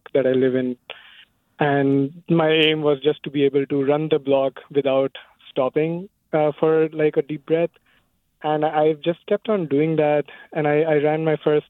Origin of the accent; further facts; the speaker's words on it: India; now in Fremont, United States; I grew up in India